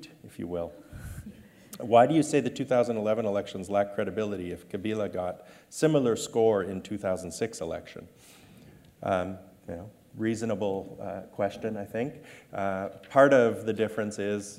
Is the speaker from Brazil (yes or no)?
no; Canada; I'm a Canadian